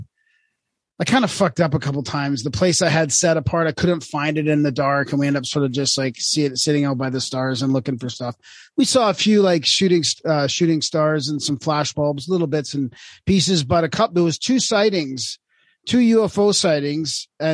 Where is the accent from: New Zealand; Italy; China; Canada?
Canada; Vancouver, British Columbia; I grew up in Vancouver and I always was on the coast